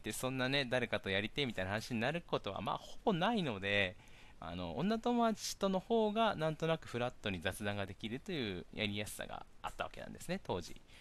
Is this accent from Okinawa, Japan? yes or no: yes; Miyakojima, Okinawa, Japan; moved away as an adult; also born or lived in Tokyo; 僕はあの、宮古島から上京しまして